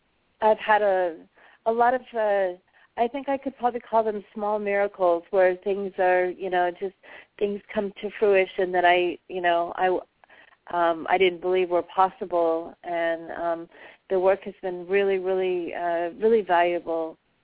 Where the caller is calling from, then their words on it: Pasadena, California, United States; I'm calling from Pasadena.